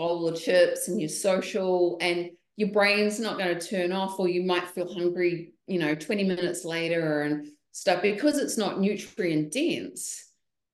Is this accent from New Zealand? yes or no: yes; New Zealand; now in Texas, United States; Being a Kiwi girl